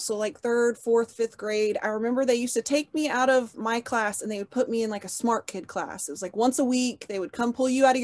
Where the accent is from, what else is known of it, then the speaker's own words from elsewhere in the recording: Oklahoma City, Oklahoma, United States; I was born in Oklahoma City, Oklahoma, and I've lived here my whole life